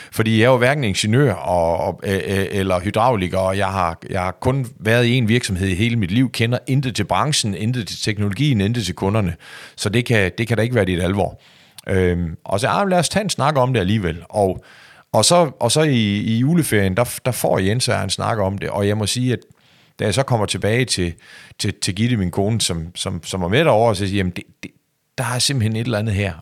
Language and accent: Danish; Skagen, North Denmark Region, Denmark; min opvækst og hvor jeg kommer fra